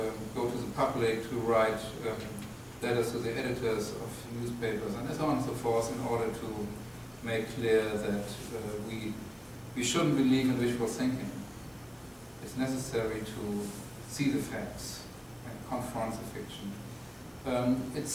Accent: Germany; I'm from Germany

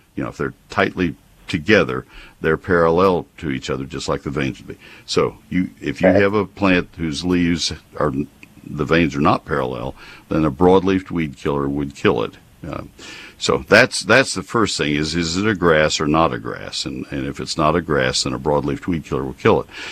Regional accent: McKinney, Texas, United States; I'm on the board of the Crepe Myrtle Trails of McKinney. That's my hometown

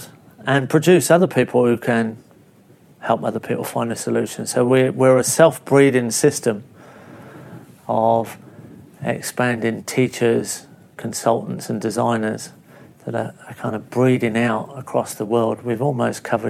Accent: England, United Kingdom; moved away as an adult; now in Australia; growing up in England, in a small overcrowded country with not an easy access to land base. Arriving in Australia

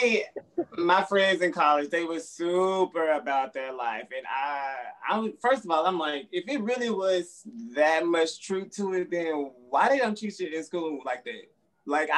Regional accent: Dallas, Texas, United States; now in Harlem, United States; I'm keeping it trill in Harlem, but I'm from Texas, the best part, Dallas

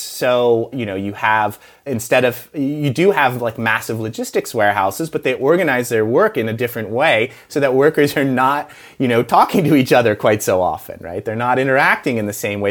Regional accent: United States; I'm American

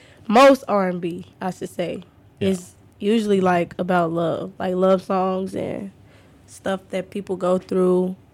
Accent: Chicago, Illinois, United States; South suburbs.

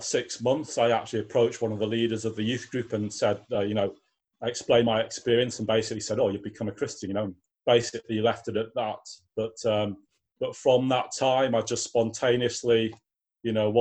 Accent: Newcastle upon Tyne, North East England, United Kingdom; moved away as an adult; now in York, United Kingdom; I live in York in the UK. I was born in Newcastle. I came to York and to go to university

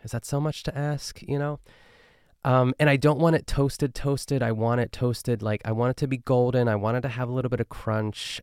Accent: Pittsburgh, Pennsylvania, United States; accent: Pittsburgh; when I'm in my hometown, like, I'm trying my best to not pick up on, like, Pittsburgh lingo

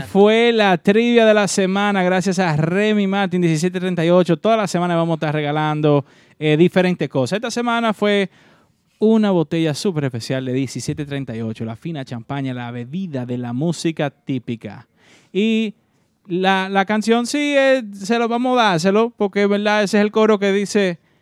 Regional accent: Dominican Republic; now in New York, United States; nosotros como dominicanos

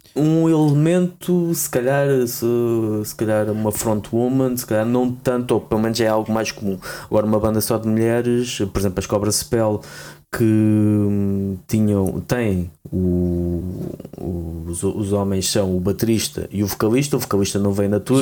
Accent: Portugal; nós como portugueses

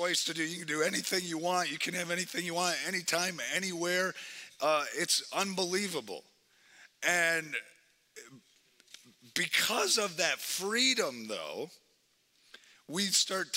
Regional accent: Wisconsin, United States; now in Twin Cities, United States; I'm from Wisconsin, so just all those teams, all that stuff, I just live in Minnesota.

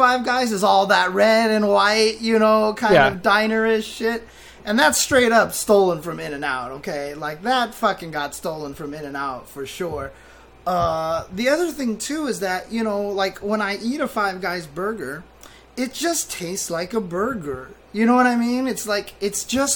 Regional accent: Inland Empire, California, United States; born or raised there

